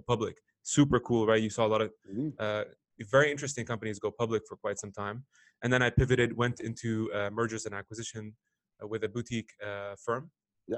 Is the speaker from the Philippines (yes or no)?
no; Lebanon; also born or lived in Canada / Middle East; now in Chicago, United States; I was born in Lebanon uh, lived there for probably half my life